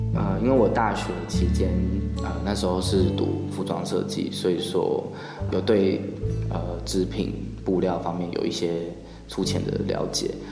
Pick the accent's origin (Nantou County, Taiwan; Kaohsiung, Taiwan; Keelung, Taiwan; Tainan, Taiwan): Tainan, Taiwan; 我来自台南，然后我过去毕业于台北艺术大学剧场设计系，主修服装设计，然后我研究所开始在南艺大纤维组学习当代艺术